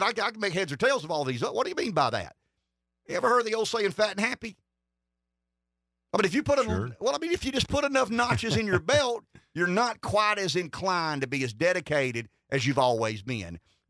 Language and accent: English; the South, United States; I'm a Southerner